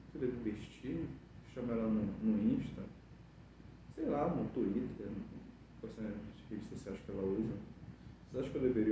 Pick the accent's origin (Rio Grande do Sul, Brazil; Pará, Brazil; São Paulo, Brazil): Pará, Brazil; Belém; born there; ela tem cara daqui que nasceu aqui em Belém e eu nasci aqui em Belém, né?